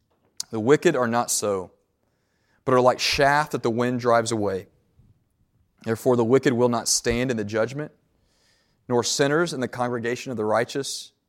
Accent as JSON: {"language": "English", "town": "Nashville", "region": "Tennessee", "country": "United States", "tie": "born or raised there", "said": "I grew up in Middle Tennessee in Nashville, went to school in East Tennessee."}